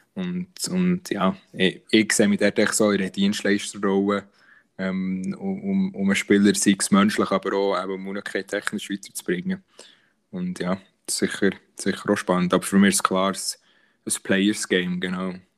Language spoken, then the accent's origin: German; Bern, Switzerland; uns Berner